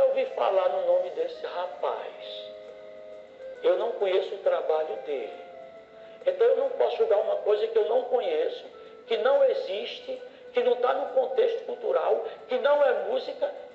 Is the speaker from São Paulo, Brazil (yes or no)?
no; Ceará, Brazil; sou cearense